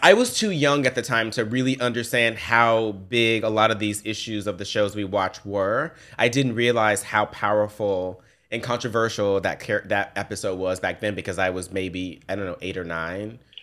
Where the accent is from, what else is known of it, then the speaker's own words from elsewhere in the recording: Memphis, Tennessee, United States; I grew up in Memphis, I grew up in the ghetto, in the projects